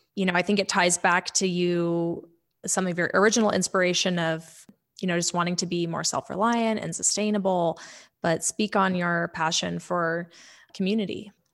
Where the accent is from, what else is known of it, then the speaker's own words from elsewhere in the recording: Powell, Wyoming, United States; we grew up together in Powell